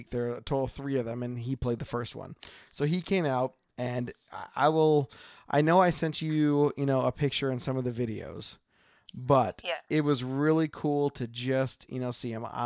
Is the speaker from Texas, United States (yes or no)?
no; Oregon, United States; from Oregon.